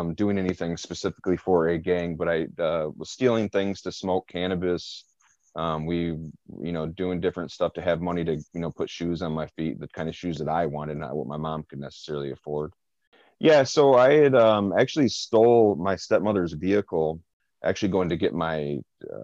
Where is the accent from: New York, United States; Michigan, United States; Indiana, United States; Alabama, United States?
Michigan, United States; Flint; growing up in Rollingwood and on the east side, period, I was all over Flint